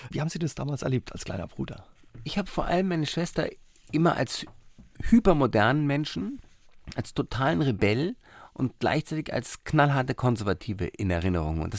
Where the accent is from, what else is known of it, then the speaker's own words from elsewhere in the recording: Somalia; born there; und dann in Somalia, wo ich geboren bin.